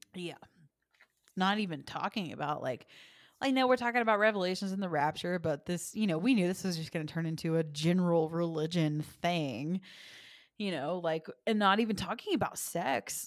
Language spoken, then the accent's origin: English; the South, United States; moved away; I'm from the South